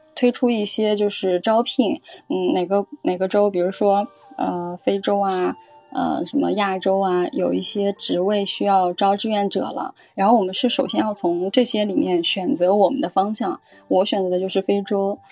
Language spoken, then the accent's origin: Chinese; a small village in Jiangsu, China; moved away as an adult; also born or lived in Morocco; now in Macau, China; 身在江苏的一个小乡村，其实我也算是乡下小女孩了